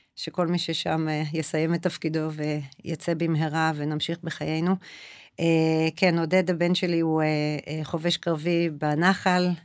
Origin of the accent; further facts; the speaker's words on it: Israel; also born or lived in Ra'anana; now in Kadima-Tzoran, Israel; אני גדלתי אה, בכפר כילדה, ואז עם המשפחה שלי אה, עברנו לעיר, ההורים שלי גם היום בקד... ברעננה